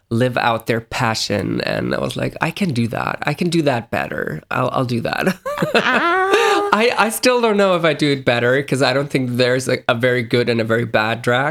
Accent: Karlsruhe, Baden-Württemberg, Germany; moved away as an adult; also born or lived in United States; now in Berlin, Germany; I'm from Germany, the south of Germany, Karlsruhe.

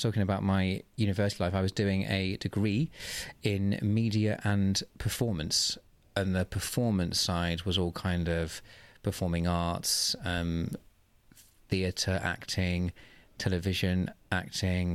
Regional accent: Oxfordshire, South East England, United Kingdom; moved away as an adult; also born or lived in Manchester; I'm from Oxfordshire in the southeast of England, about half an hour north of Oxford.

